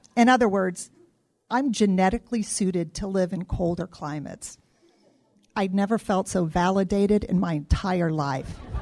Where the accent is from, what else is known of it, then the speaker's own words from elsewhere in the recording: Midwest, United States; moved away as an adult; now in Arizona, United States; I grew up in the Midwest, and after graduating college, moved to Arizona for a job